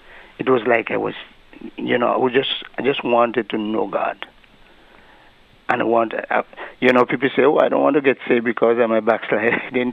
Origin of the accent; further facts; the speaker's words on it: English Harbour, Saint Paul, Antigua & Barbuda; also born or lived in Bethesda, Antigua; At the age of 13, we left Bethesda and reside most of my life in English Harbor, where my parents actually are from. I attended the Bethesda Primary School until I moved over to English Harbor, and I attended Pilgrim High School